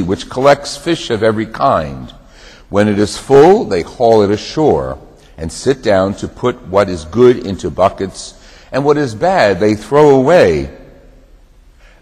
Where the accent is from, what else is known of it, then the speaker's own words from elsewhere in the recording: New Jersey, United States; When I was growing up in New Jersey, we used to have a bungalow down the Jersey Shore.